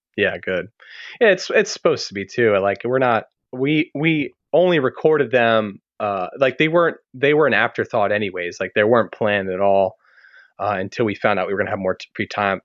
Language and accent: English; Maryland, United States; moved away as an adult; also born or lived in Birmingham / Baltimore; just moved back to my home state of Maryland